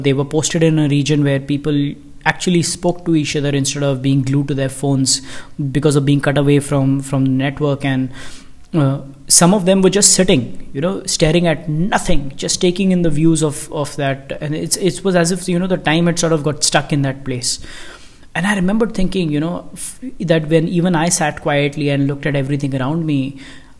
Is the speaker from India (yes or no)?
yes; India; I am from India